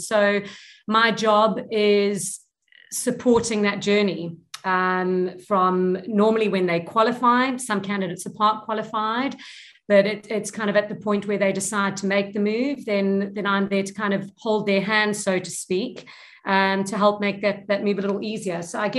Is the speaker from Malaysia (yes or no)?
no; England, United Kingdom; now in South Africa; my whole story is I'm from England. So I was born British, and my father 40 years ago was looking for a better or a sunnier future for his children. And that's how we ended up in South Africa.